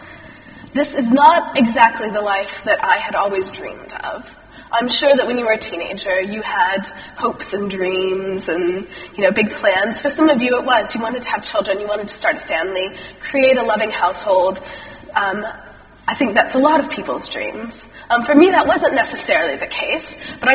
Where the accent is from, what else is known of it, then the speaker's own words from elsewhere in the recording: Texas, United States; moved away as an adult; also born or lived in Chicago; now in United Kingdom; I am American, if you hadn't guessed that. I grew up in a little tiny town in Texas